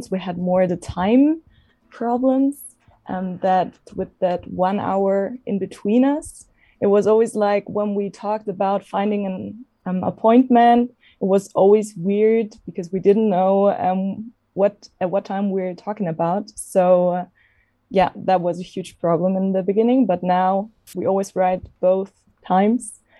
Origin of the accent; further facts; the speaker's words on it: Munich, Bavaria, Germany; I'm 25 years also old. I'm from Germany, from Munich.